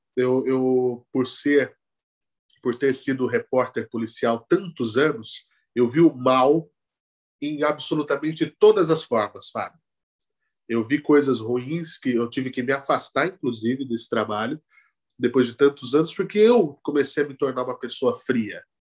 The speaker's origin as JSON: {"language": "Portuguese", "town": "Araraquara", "region": "São Paulo", "country": "Brazil", "tie": "born or raised there", "moved": "yes", "lives_now": "São Paulo, Brazil", "said": "Eu nasci em Araraquara, no interior de São Paulo, onde a média é 30."}